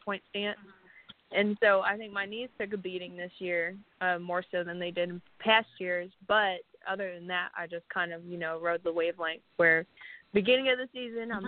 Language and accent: English; Windsor, Ontario, Canada; moved away as an adult; now in Texas, United States; Windsor, Ontario, Canada, which is border city to Detroit